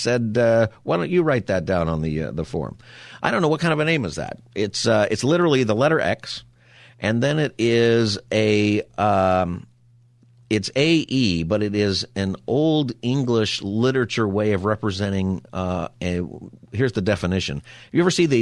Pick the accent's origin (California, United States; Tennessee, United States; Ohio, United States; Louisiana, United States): California, United States; Antelope Valley; I grew up in the Antelope Valley